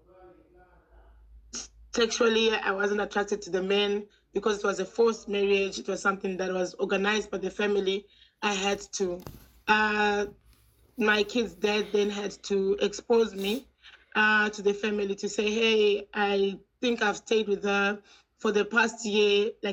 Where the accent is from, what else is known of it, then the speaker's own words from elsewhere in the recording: Zimbabwe; now in South Africa; I was born in Yashashakata, in Zimbabwe. And I grew up in a very homophobic family.